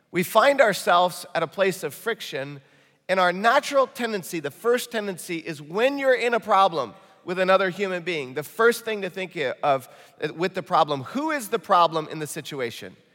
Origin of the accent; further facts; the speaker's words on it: Michigan, United States; accent: Michigan; And uh, that just sounded like real Midwestern. My Michigan accent came out when I said valley.